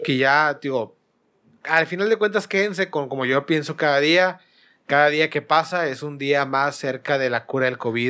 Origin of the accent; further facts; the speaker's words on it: Monterrey, Nuevo León, Mexico; yo siendo regio, digo, siendo regio nosotros